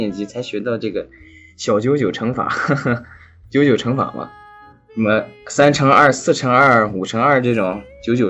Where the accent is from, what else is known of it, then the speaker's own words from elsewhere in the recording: China; moved away as an adult; also born or lived in France; now in Boston, United States; 因为我是中国人嘛，当时语言不通啊，